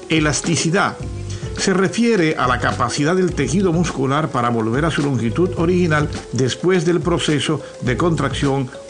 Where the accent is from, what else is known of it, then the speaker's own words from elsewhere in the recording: Santiago de los Caballeros, Santiago, Dominican Republic; yo nací y me crié en Bellavista, Soy detrás de, eh, en Brooklyn, después del puente. Decimos Brooklyn así después del puente.